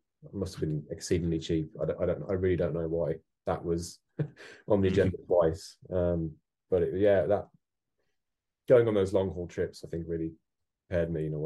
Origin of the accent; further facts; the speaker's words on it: Birmingham, West Midlands, United Kingdom; I grew up in Birmingham